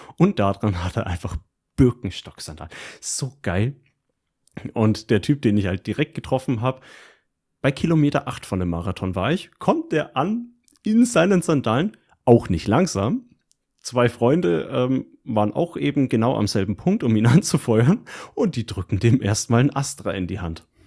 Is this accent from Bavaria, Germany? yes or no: yes; Hilpoltstein, Bavaria, Germany; also born or lived in near Fürth; direkt in der Gegend, wo ich aufgewachsen bin, nämlich höbolstein Rot und der komplette Landkreis